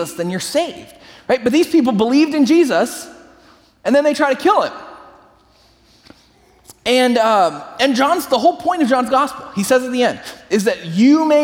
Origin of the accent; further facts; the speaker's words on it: San Francisco Bay Area, California, United States; I grew up in the San Francisco Bay Area